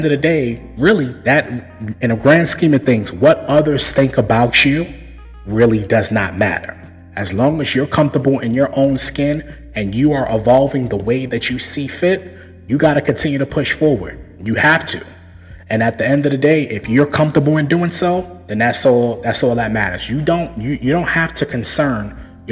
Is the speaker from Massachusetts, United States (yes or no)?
no; New York City, New York, United States; I was born and raised in Brooklyn, New York